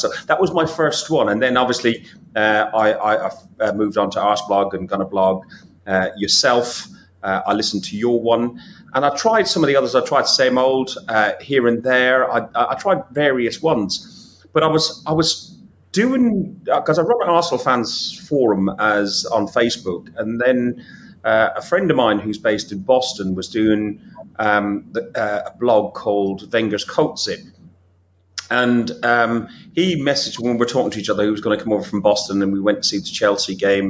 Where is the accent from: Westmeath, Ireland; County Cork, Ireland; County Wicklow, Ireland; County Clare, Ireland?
Westmeath, Ireland; Athlone; went to football in my hometown in Ireland, Athlone